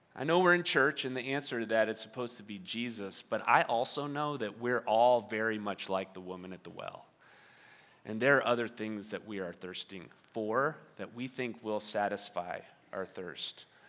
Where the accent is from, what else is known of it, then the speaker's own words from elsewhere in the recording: New York, United States; moved away; I grew up in New York, and in New York, on the East Coast, we say water.